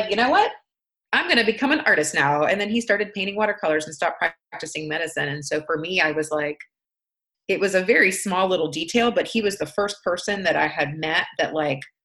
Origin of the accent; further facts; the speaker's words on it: Atlanta, Georgia, United States; moved away; also born or lived in Washington; I grew up in Atlanta